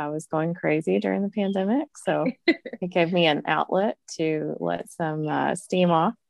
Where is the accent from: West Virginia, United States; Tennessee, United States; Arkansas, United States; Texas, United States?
Tennessee, United States; Murfreesboro; moved away as an adult; now in Louisville, United States; I'm originally from Murfreesboro, Tennessee. I graduated from MTSU, go Blue Raiders. And I met my husband on eHarmony and moved to Louisville.